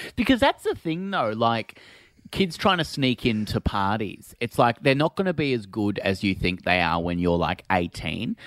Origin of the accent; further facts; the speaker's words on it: Phillip Island, Victoria, Australia; I'm from Phillip Island and it's quite a small place